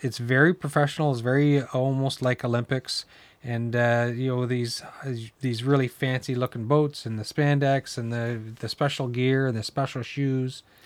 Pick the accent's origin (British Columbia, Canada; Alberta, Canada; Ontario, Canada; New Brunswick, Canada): New Brunswick, Canada; I grew up in New Brunswick